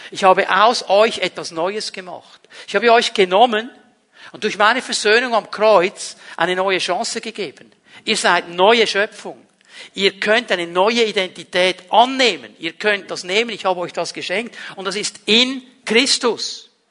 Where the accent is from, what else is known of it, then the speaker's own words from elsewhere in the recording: Zurich, Switzerland; in dem Dorf, wo ich aufgewachsen bin, ist ein kleineres Bauerndorf im Kanton Zürich. Ähm, meine Großeltern haben da ein Haus gebaut